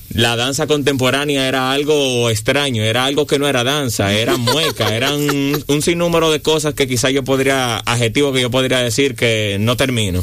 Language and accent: Spanish; Santo Domingo Este, Distrito Nacional, Dominican Republic; yo vengo de Villa Duarte, que es un, barrio de la zona oriental